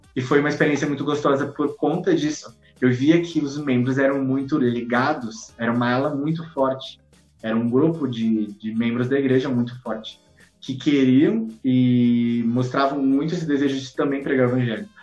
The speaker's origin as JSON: {"language": "Portuguese", "region": "South Region", "country": "Brazil", "said": "eu sou do Sul"}